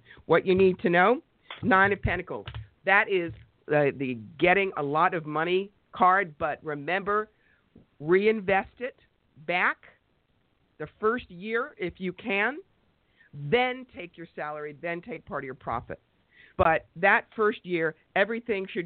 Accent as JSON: {"language": "English", "region": "New York", "country": "United States", "said": "I'm a New Yorker and I talk fast"}